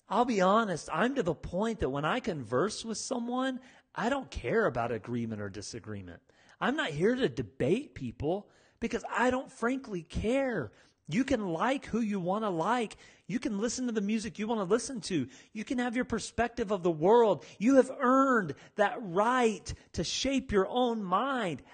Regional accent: United States; I'm from America. I've lived in America my whole life.

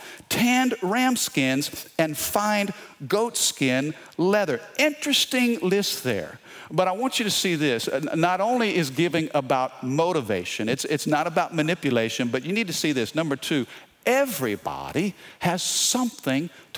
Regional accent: Baton Rouge, Louisiana, United States; we're from Baton Rouge.

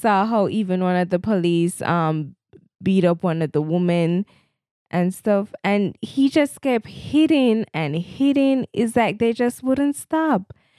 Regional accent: Jamaica; I'm a Jamaican and I love my Jamaican-ness

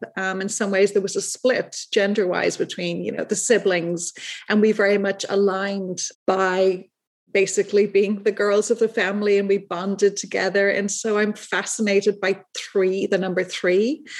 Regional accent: Dublin, Leinster, Ireland; And that goes back to my childhood. I was raised in Dublin, Ireland.

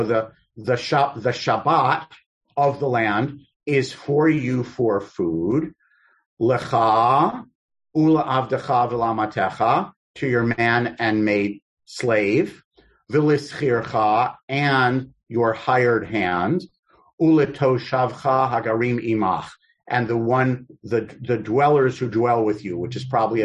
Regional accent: New York City, New York, United States; I'm from Queens

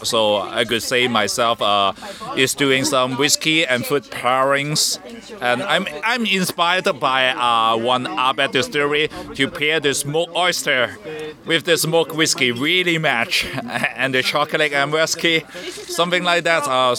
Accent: Hong Kong; I'm from Hong Kong.

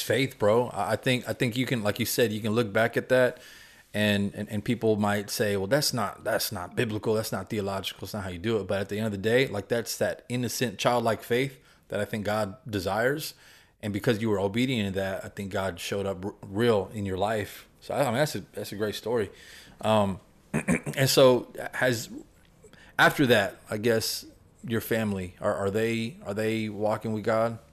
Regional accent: Houston, Texas, United States; born or raised there

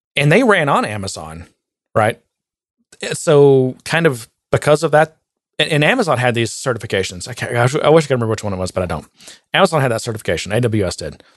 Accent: Texas, United States; I'm the hick from Texas

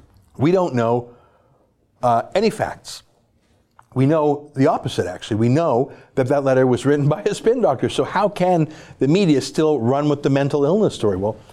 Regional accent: Canada

